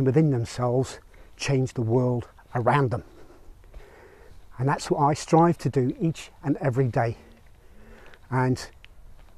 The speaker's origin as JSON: {"language": "English", "town": "Belfast", "region": "Northern Ireland", "country": "United Kingdom", "tie": "born or raised there", "moved": "yes", "said": "I grew up in Belfast in Northern Ireland"}